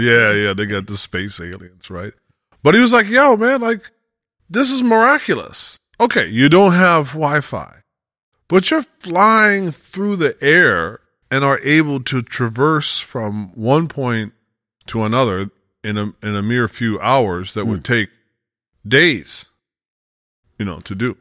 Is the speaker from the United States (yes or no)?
yes; United States; we're both Westerners, you know, we're both from America